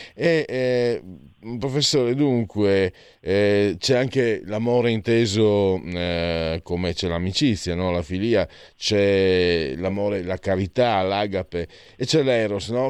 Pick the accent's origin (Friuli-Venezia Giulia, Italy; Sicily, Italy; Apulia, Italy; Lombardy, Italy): Friuli-Venezia Giulia, Italy; dalle mie parti, il Triestino, anche se, insomma, è diverso Trieste e Friuli, però la regione è la stessa